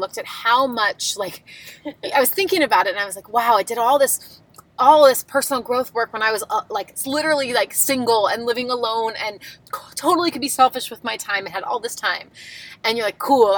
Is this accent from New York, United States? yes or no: yes; Long Island, New York, United States; I grew up on Long Island, New York, and we grew up in a very creative town